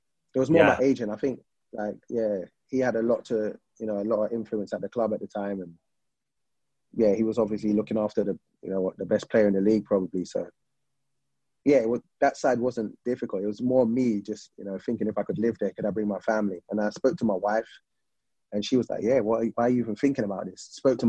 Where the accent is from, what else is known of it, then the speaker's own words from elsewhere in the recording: England, United Kingdom; I'm used to growing up in England where you see Alan Shearer scoring 30